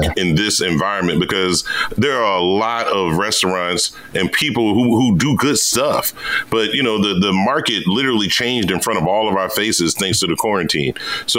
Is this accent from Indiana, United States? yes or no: no; Virginia, United States; moved away; I'm from the Virginia area